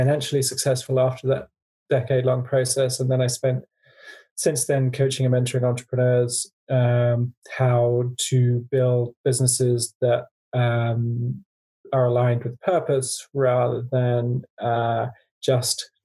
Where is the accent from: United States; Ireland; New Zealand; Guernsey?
Guernsey; also born or lived in Africa; I grew up in a wealthy family in a tax haven called Guernsey.